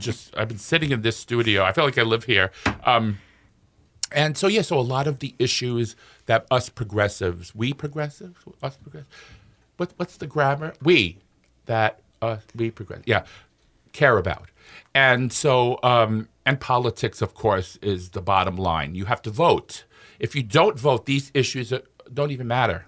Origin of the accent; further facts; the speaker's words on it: New York City, New York, United States; moved away as an adult; now in Minnesota, United States; I was born in Brooklyn, New York, in the sixties